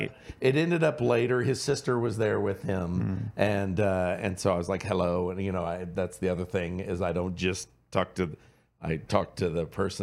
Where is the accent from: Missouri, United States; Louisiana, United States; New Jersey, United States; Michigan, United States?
Louisiana, United States; Cajun; I'm Cajun, and I go, my Cajun family